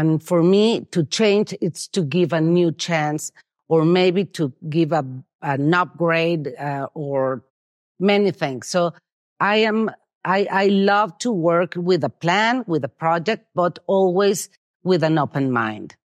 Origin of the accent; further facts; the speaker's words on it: Mexico City, Mexico; moved away as an adult; now in San Miguel de Allende, Mexico; I'm from Mexico City